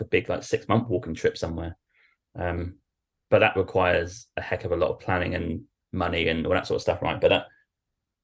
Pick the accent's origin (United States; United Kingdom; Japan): United Kingdom; Norwich, East of England; I'm from Norwich, which is only like 30 minutes from Holland, right, on a flight